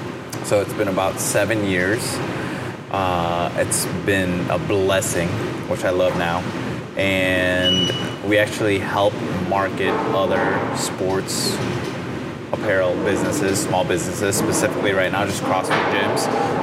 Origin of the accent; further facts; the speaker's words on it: Berwyn, Illinois, United States; moved away as an adult; now in Chicago, United States; Born and raised in Berwyn. Well, actually, I was born in Chicago in the hospital, but born and raised, pretty much raised in Berwyn.